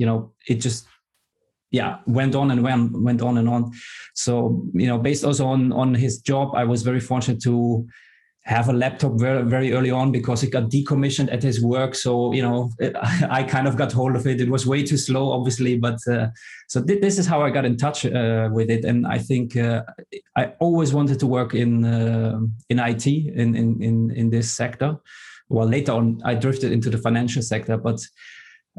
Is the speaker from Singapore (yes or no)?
no; Germany; moved away as an adult; now in Amsterdam, Netherlands; I grew up in Germany. I started also my career in Germany, and eventually I landed in the Netherlands and in Amsterdam because I met my wife